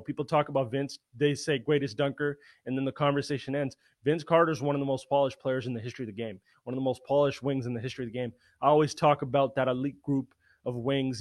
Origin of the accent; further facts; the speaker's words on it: Canada; born and raised in Canada